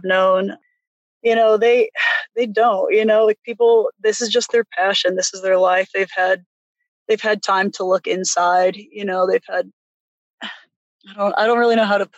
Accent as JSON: {"language": "English", "town": "St. Louis", "region": "Missouri", "country": "United States", "also_born_or_lived": "Hawaii", "moved": "yes", "lives_now": "Terra Studios, United States", "said": "I'm from St. Louis"}